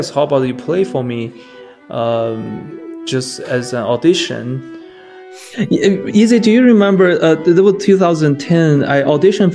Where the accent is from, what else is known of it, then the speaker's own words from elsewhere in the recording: Qingdao, Shandong, China; English is a second language; moved away; also born or lived in Arkansas; my house, the house I grew up, was actually a German house